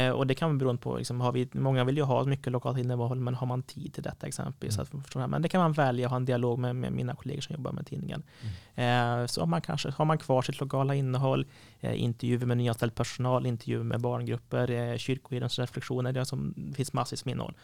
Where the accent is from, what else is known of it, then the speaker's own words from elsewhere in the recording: Sweden; Missionskyrkan när jag växte upp i Åring hade två anställda